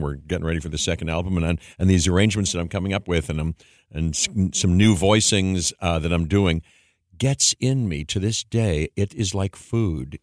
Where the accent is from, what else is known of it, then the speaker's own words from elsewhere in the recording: Pittsburgh, Pennsylvania, United States; I grew up in Pittsburgh